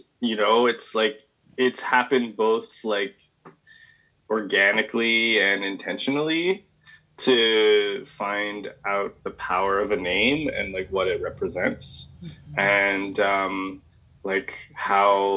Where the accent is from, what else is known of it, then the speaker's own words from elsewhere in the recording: Montreal, Quebec, Canada; moved away as an adult; also born or lived in western Canada; I was born and raised in Montreal